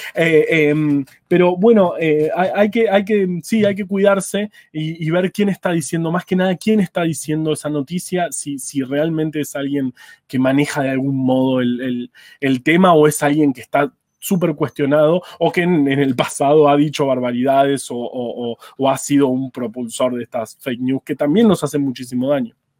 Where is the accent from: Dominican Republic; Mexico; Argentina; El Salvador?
Argentina; Buenos Aires; yo por ejemplo soy de Ciudad de Buenos Aires